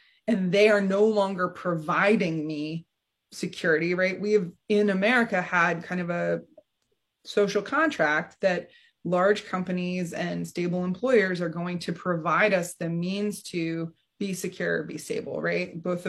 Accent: Kings Mills, Ohio, United States; And I grew up in Kings Mill, Ohio. So I'm familiar with the Midwest and all of it, right?

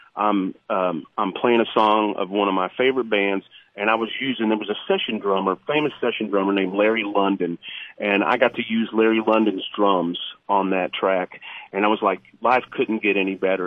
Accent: Ohio, United States; me and the original keyboard player Brady Seals, we grew up in the Ohio area

